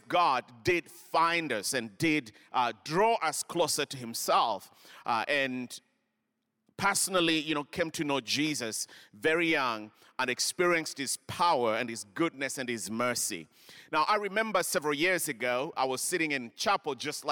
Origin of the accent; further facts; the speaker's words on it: Kenya; moved away; I grew up in Kenya.